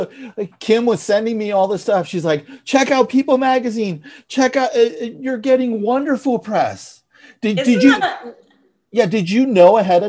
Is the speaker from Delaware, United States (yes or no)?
no; San Francisco, California, United States; now in Los Angeles, United States; I grew up in San Francisco.